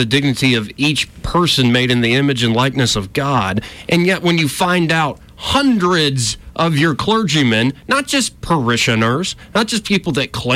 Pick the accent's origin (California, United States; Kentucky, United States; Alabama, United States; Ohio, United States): Alabama, United States; I was raised in Alabama